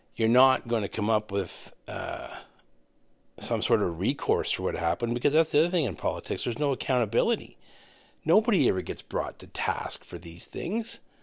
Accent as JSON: {"language": "English", "town": "Renfrew", "region": "Ontario", "country": "Canada", "tie": "born or raised there", "said": "in my hometown, not everybody wanted a second ice rink."}